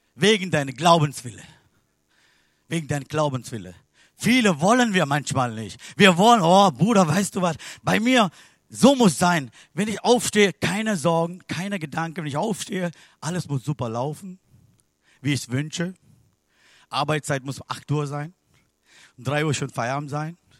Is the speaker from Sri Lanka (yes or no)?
yes; Sri Lanka; German is a second language; moved away; Ich bin geboren in Sri Lanka